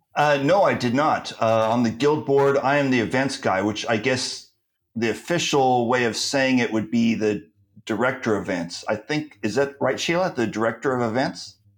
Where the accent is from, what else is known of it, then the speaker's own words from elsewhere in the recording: California, United States; now in Turkey; I'm from California, so I also speak Californian